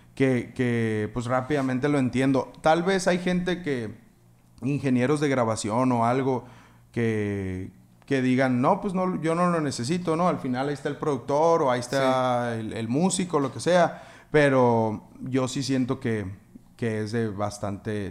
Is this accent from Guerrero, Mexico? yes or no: no; Navojoa, Sonora, Mexico; moved away as an adult; also born or lived in Hermosillo; yo soy de Navojoa, ¿no? Entonces en la escuela donde yo estaba había una marching band